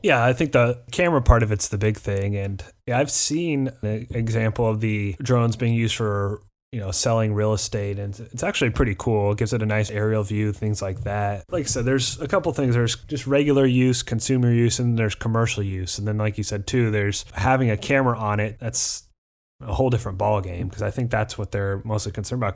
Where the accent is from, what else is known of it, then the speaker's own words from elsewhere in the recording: Midwest, United States; we're both from the Midwest, but we're not Southern enough to get the Southern accent